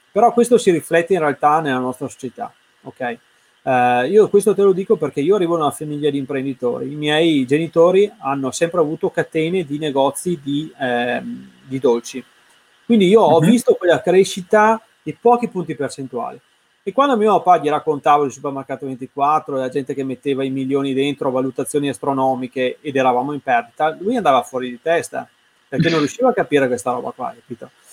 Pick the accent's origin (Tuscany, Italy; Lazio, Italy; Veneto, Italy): Veneto, Italy; Verona; io sono di Verona